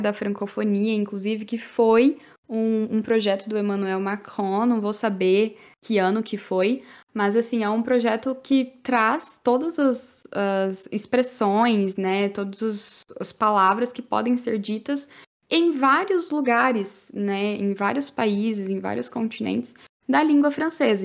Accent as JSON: {"language": "Portuguese", "country": "Brazil", "first_language": "Portuguese", "said": "Eu quero falar como brasileira. Tenho uma segunda língua no francês. Porque eu tenho orgulho de ser brasileira"}